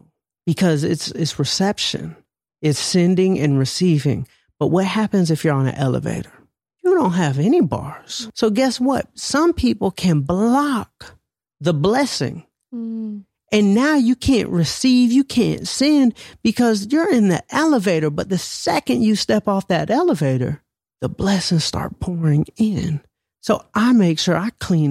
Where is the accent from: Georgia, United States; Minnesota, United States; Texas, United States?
Georgia, United States; Atlanta; I'm from Atlanta